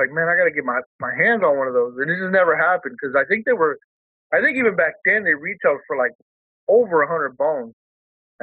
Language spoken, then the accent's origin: English; Fresno, California, United States; also born or lived in Mexicali, Mexico / San Diego area, California; I've been in Fresno since I was like 7 years old